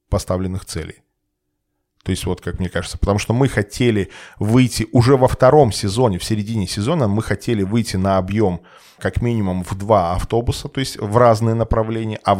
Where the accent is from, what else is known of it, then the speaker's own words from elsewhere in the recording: Belarus; moved away; мы все белорусы, как бы, ну, и приехали там, приезжие все